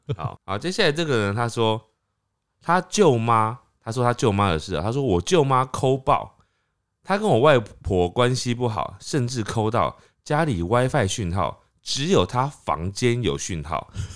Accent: Taiwan; 我们台湾人去香港的时候

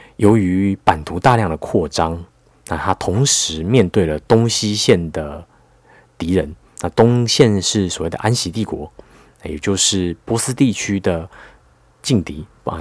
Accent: Taiwan; 我们台湾人

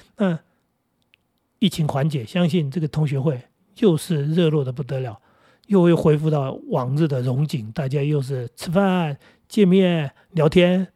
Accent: Jinguashi, New Taipei, Taiwan; moved away; 我们学校在金瓜石，叫石宇中学

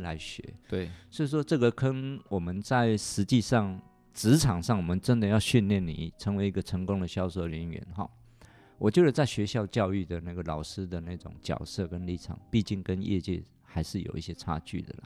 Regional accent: eastern Taiwan, Taiwan; moved away; also born or lived in Taipei; 我们家乡在东部

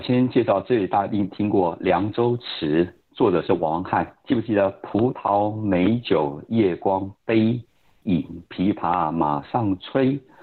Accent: Taiwan; 我们台湾人说以前这个叫做汉文

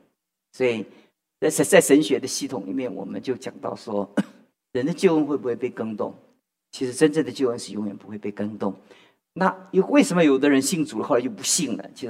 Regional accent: China; 所以我们我们中国人的数学都不是太好，你知道吗？

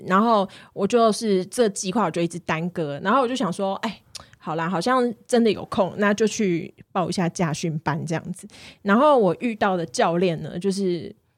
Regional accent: southern Taiwan, Taiwan; 毕竟这是我们南部人，大概七八岁就会的事情

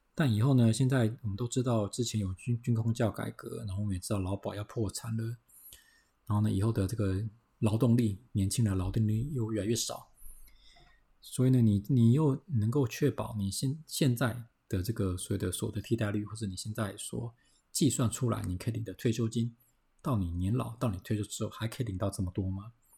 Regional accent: Taiwan; 我们台湾人，哦，我们要存钱啊

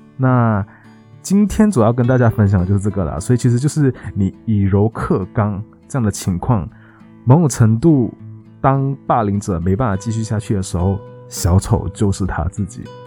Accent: Malaysia; moved away; also born or lived in Taiwan; 我们都是马来西亚人嘛，然后都在台湾

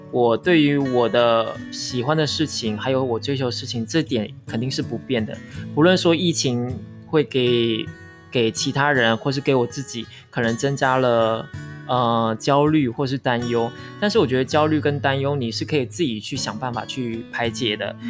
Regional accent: Taiwan; 我们都是台湾人

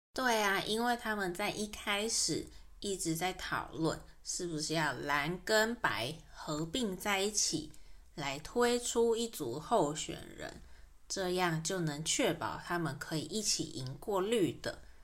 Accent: Taiwan; 在台湾出生长大的这一代人，在整个大环境下，我们很自然地就直觉我们是台湾人

